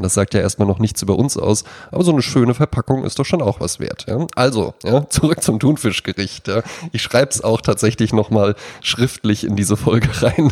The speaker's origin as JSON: {"language": "German", "town": "Wetzlar", "region": "Hesse", "country": "Germany", "tie": "born or raised there", "said": "in meiner Heimatstadt Wetzlar"}